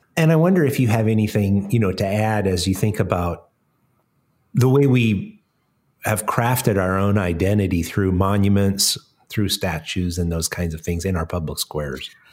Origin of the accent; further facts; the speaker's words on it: Colorado, United States; now in Smoky Mountains, United States; I grew up in Colorado